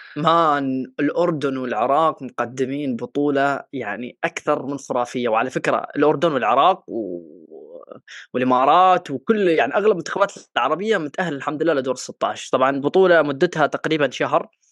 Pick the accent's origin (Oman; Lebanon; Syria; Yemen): Yemen; انا من اليمن